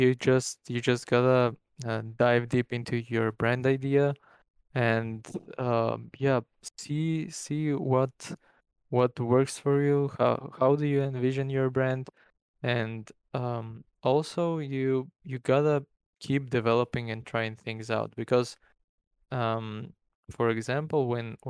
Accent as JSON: {"language": "English", "country": "North Macedonia", "said": "in my country, by the way, I'm from Macedonia. It's a small country in Europe"}